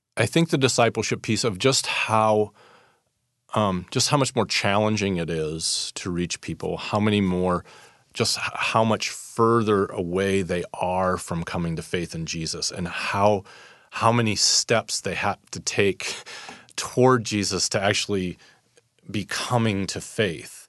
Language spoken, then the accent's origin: English; Fort Wayne, Indiana, United States; moved away as an adult; also born or lived in Council Bluffs, Iowa / Saint Louis, Missouri; now in San Francisco, United States; I grew up in Fort Wayne, Indiana